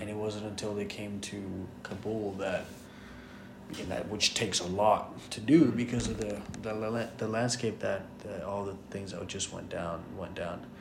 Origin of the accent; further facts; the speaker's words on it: Colombia; English is a second language; now in United States; when you grow up in Colombia, you're just another Colombian, and then when you move to the States